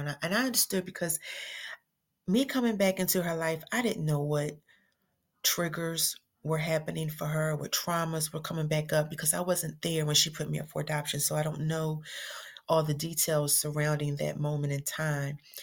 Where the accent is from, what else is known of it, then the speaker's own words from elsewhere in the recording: Philadelphia, Pennsylvania, United States; now in Atlanta, United States; I'm originally from Philly